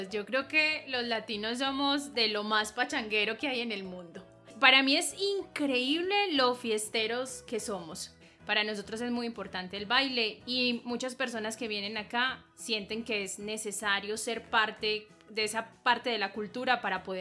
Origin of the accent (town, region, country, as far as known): Colombia